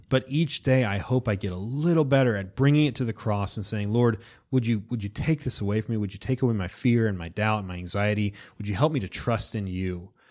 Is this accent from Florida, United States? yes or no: yes; Florida, United States; I'm from Florida